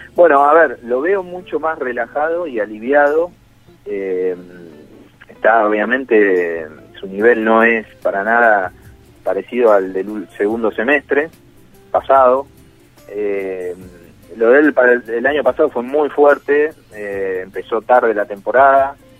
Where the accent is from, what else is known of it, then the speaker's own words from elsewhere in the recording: Zona Sur, Buenos Aires, Argentina; siendo de, acá de Buenos Aires, yo soy de Zona